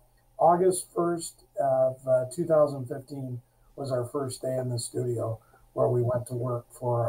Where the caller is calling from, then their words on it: Grand Blanc, Michigan, United States; We're calling in just north of Detroit, a smaller community, Grand Blanc, Michigan.